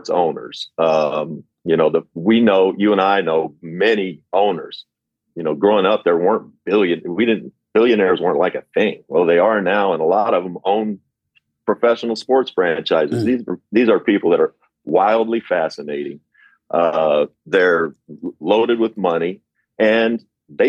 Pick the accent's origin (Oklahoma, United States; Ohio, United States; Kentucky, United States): Kentucky, United States; moved away as an adult; growing up in Kentucky, I started becoming famous at about age 15 just for playing basketball